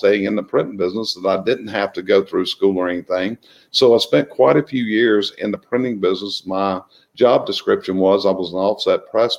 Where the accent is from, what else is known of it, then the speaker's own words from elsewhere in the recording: Concord, North Carolina, United States; also born or lived in Charlotte; I've actually lived within probably a half a mile of where I'm sitting right now my entire life. Grew up right up the street and all.